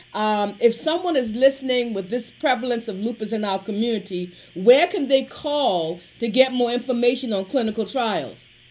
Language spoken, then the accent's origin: English; Lincolnville, United States; growing up in Lincolnville